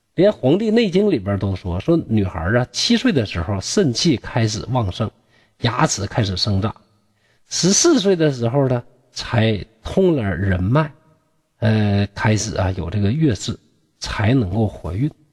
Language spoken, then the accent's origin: Chinese; Shenyang, Liaoning, China; 我家乡啊，这个沈阳